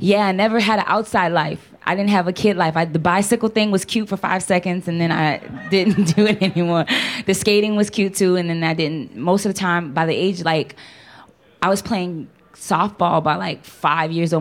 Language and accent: English; New Orleans, Louisiana, United States; Born and raised in New Orleans, Louisiana.